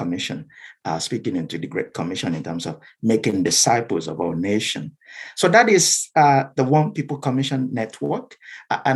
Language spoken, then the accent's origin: English; South West Nigeria, Nigeria; first language Yoruba; English is a second language; moved away as an adult; now in United Kingdom; I'm from Nigeria